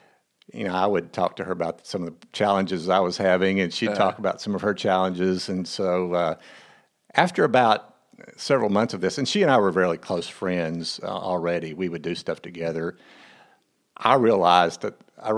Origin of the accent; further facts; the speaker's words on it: Texas, United States; also born or lived in Tulsa, Oklahoma / Houston; Well, I grew up in Texas